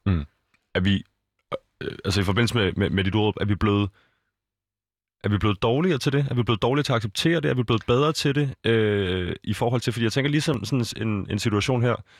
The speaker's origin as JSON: {"language": "Danish", "town": "Copenhagen", "region": "Capital Region of Denmark", "country": "Denmark", "tie": "born or raised there", "said": "jeg er fra Østerbro, både opvokset og bor der igen nu igen her"}